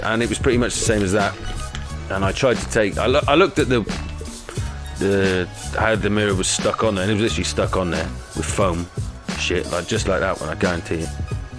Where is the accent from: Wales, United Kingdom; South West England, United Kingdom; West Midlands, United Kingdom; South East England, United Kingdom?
Wales, United Kingdom; I'm Welsh.